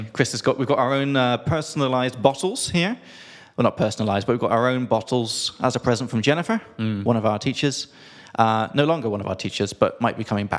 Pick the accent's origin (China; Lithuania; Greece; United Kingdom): United Kingdom; England; from England.